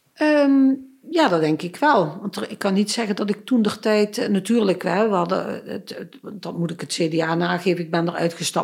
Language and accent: Dutch; Stramproy, Limburg, Netherlands; moved away as an adult; ik ben geboren getogen in het Midden-Limburgse Stramprooi, maar ik woon al best wel lang in eh, Noord-Limburg